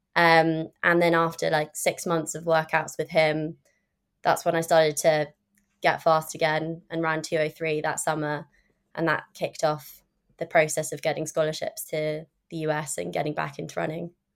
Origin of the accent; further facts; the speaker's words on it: London, United Kingdom; also born or lived in California; obviously I'm from London